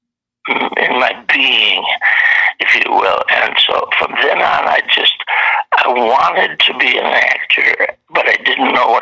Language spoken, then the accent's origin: English; Wisconsin, United States; now in Los Angeles, United States; I was born and raised in Wisconsin